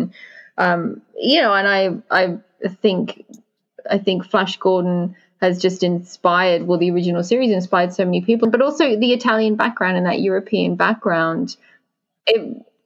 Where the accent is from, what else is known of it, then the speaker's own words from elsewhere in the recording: United Kingdom; being British